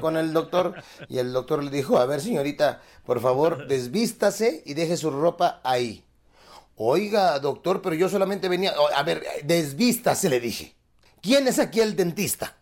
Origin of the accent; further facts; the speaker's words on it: Acapulco, Guerrero, Mexico; mi pueblo